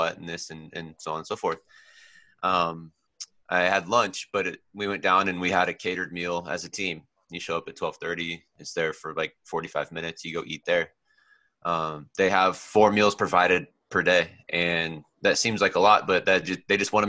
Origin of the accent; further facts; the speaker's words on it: Oregon, United States; also born or lived in California; Californian born and Oregon raised